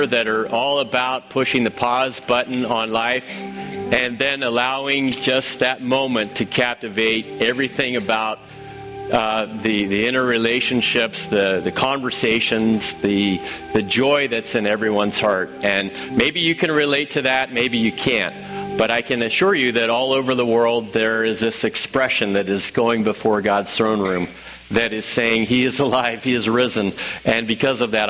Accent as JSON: {"language": "English", "region": "Illinois", "country": "United States", "also_born_or_lived": "St. Louis", "said": "I'm from Illinois"}